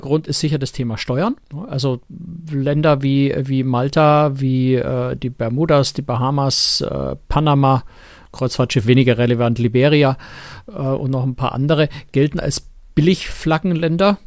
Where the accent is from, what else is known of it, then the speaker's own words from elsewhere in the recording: Germany; wir als Deutsche